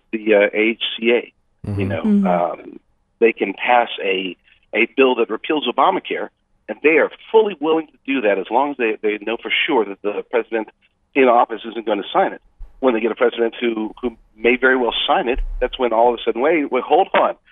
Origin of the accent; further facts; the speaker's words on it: United States; I'm an American.